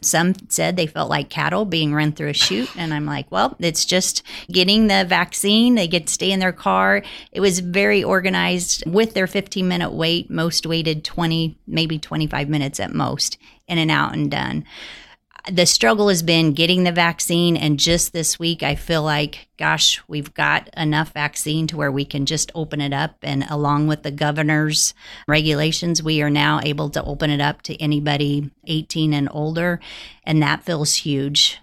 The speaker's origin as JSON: {"language": "English", "town": "Holton", "region": "Kansas", "country": "United States", "tie": "born or raised there", "said": "I had the opportunity in two thousand eight to come back and help manage my hometown hospital"}